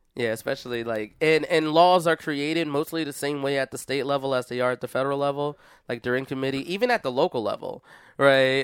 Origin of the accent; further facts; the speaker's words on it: Philadelphia, Pennsylvania, United States; I come from Philadelphia